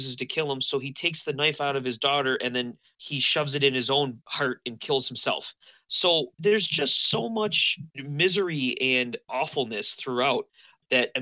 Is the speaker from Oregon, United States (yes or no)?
no; Buffalo, New York, United States; I'm from Buffalo